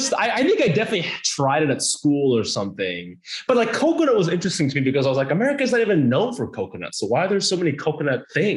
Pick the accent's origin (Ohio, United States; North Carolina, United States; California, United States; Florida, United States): Ohio, United States; Hilliard; moved away as an adult; also born or lived in Japan; now in Los Angeles, United States; It was a city called Hilliard, which is a suburb of the capital, which is Columbus. I moved there when I was 8 from Japan. So, but I spent like most of my childhood in Ohio.